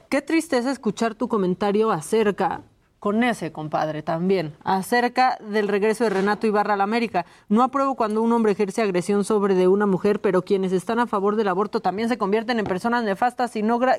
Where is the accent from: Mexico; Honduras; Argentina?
Mexico; Tijuana, Baja California; born there; Los Cholos, porque nací en Tijuana, entonces me quedo ya con los Cholos.